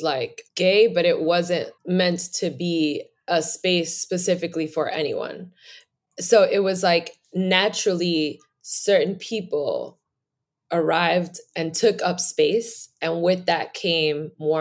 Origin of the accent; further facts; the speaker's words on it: New York City, New York, United States; I am from New York City. Born in Harlem